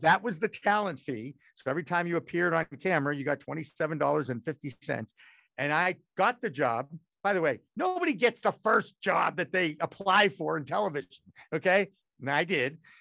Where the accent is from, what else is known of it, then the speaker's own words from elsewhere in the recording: Newton, Massachusetts, United States; also born or lived in Newark, New Jersey / Portland, Maine; Bo-, born in Newark, New Jersey. I went Beth Israel Hospital. I'm a nice Jewish boy, okay? And my parents gave me Newton, Massachusetts, which is a beautiful suburb of Boston, in nineteen sixty-one